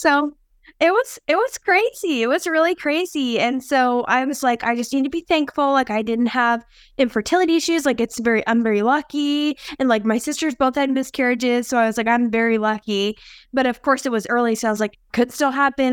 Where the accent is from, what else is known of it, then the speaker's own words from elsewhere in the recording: Philadelphia, Pennsylvania, United States; moved away as an adult; now in Kansas City, United States; I'm from Philadelphia. I moved to Kansas City a couple of years ago, and so I lived in Philly my whole life. I was born there